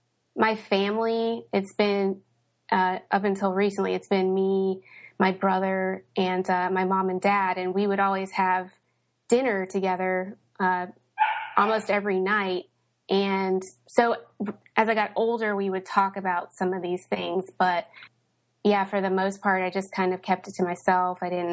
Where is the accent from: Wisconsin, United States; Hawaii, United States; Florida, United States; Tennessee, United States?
Tennessee, United States; Knoxville; also born or lived in Indianapolis / St. Louis / Cincinnati; I was born in Indianapolis. We moved to St. Louis and lived there for a few years while I was a kid. Lived in Cincinnati for a few years. I spent most of my childhood in Knoxville, Tennessee.